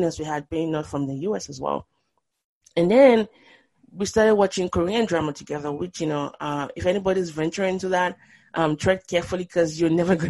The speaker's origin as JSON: {"language": "English", "country": "Nigeria", "tie": "born or raised there", "also_born_or_lived": "Boston", "moved": "yes", "said": "if you're a Nigerian growing up in Nigeria"}